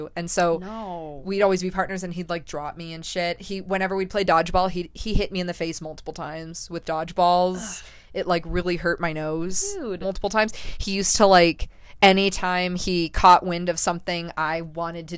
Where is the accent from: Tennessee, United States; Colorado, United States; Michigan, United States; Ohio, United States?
Colorado, United States; also born or lived in Florida; I moved from Florida to Colorado after fourth grade. So I got here right at the start of fifth grade